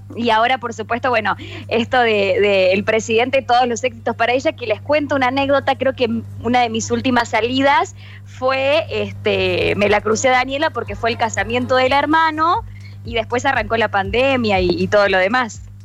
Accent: Alta Gracia, Córdoba, Argentina; Las dos somos de Altagracia

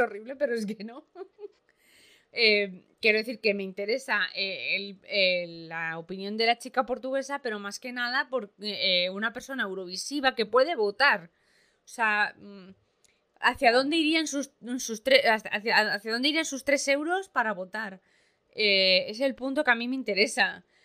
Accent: Spain; todos somos españoles

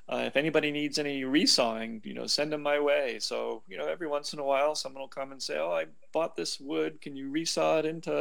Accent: New England, United States; moved away; also born or lived in Seattle, Washington / California / Southern Vermont; I grew up in New England

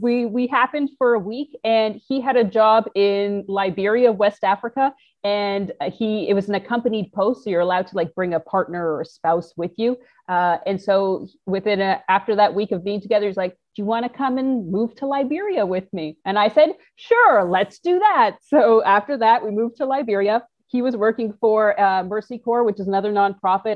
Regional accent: Toronto, Ontario, Canada; moved away; I'm a Canadian from Toronto

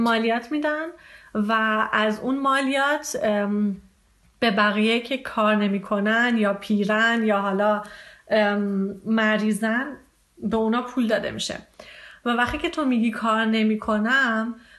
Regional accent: Iran; now in Germany; من از ایران میام

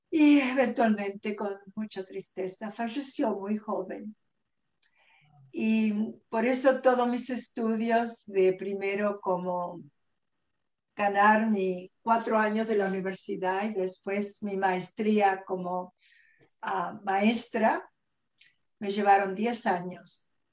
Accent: Argentina; moved away as an adult; also born or lived in New York / Los Angeles; now in California, United States; yo nací en Argentina y vine a este país eh, bien jovencita, con muy poquito inglés

